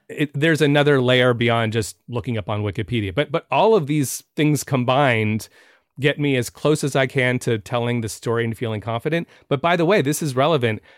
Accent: San Francisco, California, United States; moved away; also born or lived in New York; I'm from San Francisco

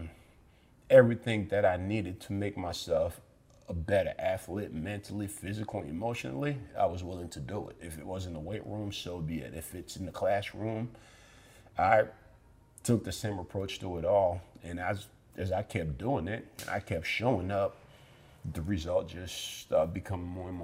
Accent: Somerville, Massachusetts, United States; Growing up in Somerville

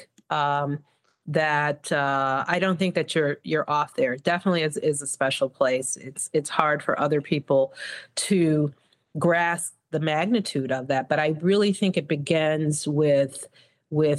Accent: Evanston, Illinois, United States; moved away as an adult; also born or lived in Mississippi; now in Chicago, United States; I graduated from Evanston Township

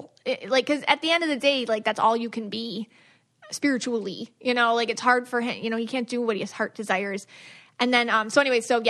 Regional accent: United States; me being an American

